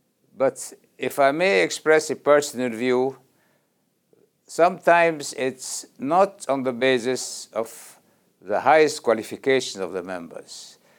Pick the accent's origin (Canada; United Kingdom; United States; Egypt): Egypt; I'm a member of the International Law Commission since 2006, and I am from Egypt, former ambassador of Egypt and legal advisor of the Egyptian Foreign Ministry.